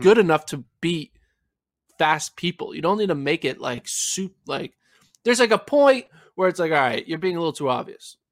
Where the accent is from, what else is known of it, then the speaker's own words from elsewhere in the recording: Lehigh Valley, Pennsylvania, United States; moved away as an adult; now in Austin, United States; I'm originally from the Northeast, Pennsylvania area. Shout out Lehigh Valley